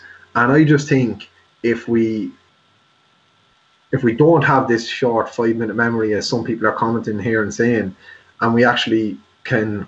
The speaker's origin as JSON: {"language": "English", "country": "Ireland"}